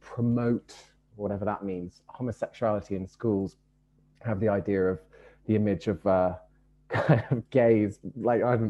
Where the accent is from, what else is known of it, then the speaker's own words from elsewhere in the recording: London, United Kingdom; I grew up in Brixton in the 1980s.